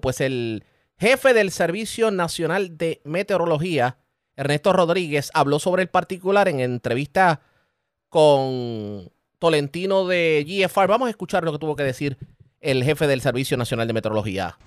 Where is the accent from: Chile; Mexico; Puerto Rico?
Puerto Rico; nosotros como puertorriqueños